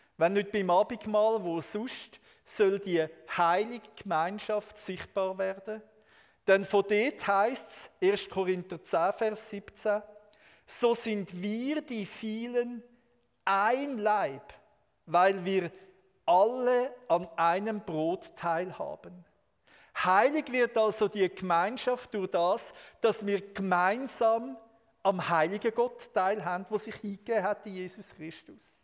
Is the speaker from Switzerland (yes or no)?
yes; Switzerland; als Schweizer